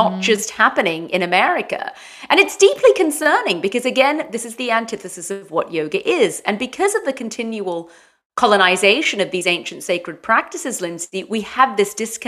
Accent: London, United Kingdom; moved away as an adult; now in San Clemente, United States; Well, I'm originally from London, but I have lived in four countries, and I've been in San Clemente now for, I think it's been about 8 years.

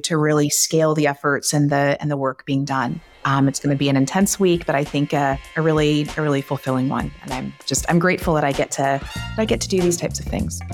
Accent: Texas, United States; I am from Texas, and I love being from Texas

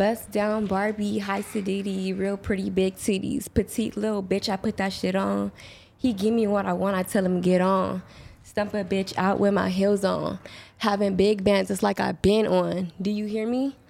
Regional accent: Los Angeles, California, United States; I grew up on 106 in Normandy

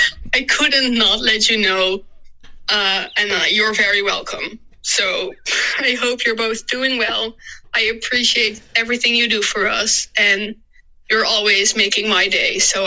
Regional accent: Netherlands; I am from the Netherlands

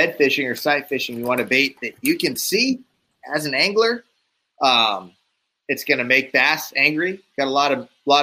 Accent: Northeast, United States; now in Arizona, United States; I'm originally from the Northeast, so I grew up eating like good maple syrup

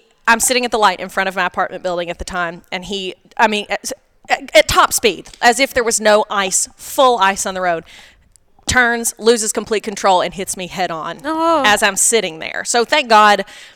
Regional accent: Tennessee, United States; moved away as an adult; I'm from Tennessee.

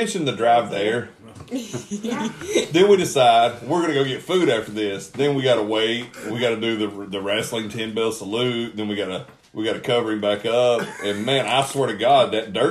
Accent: Chickamauga, Georgia, United States; I grew up in Chickamauga

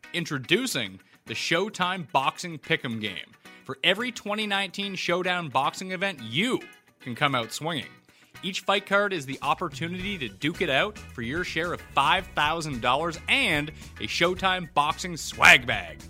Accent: Canada; I'm Canadian

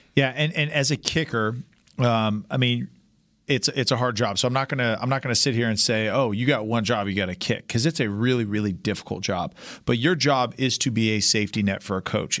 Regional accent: California, United States; moved away; also born or lived in Canada; growing up in California

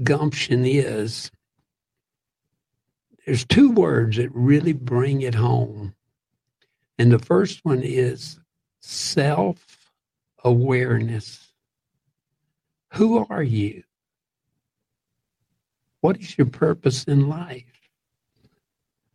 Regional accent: Central and South Georgia, United States; I grew up in Central and South Georgia, and especially near Atlanta and some of the other big towns in Georgia

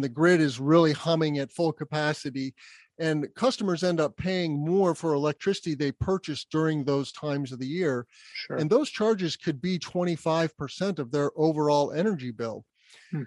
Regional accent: Albuquerque, New Mexico, United States; also born or lived in Bloomington, Indiana; So I was lucky enough to grow up in a very sunny place in Albuquerque, New Mexico. Even though I'm a Midwesterner by birth, I was born in Bloomington, Indiana. My family moved to Albuquerque when I was two

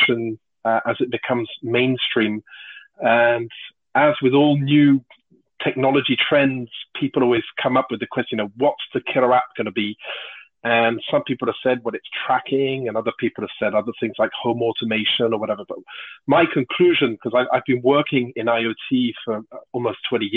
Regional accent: United Kingdom; moved away as an adult; now in Toulouse, France; I'm British, but I've been living in France for about 30 years now.

